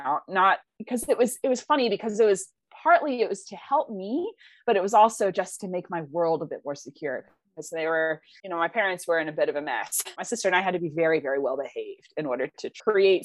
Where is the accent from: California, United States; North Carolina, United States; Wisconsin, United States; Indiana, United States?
North Carolina, United States; Blue Ridge Mountains; moved away; I grew up in North Carolina in the Blue Ridge Mountains.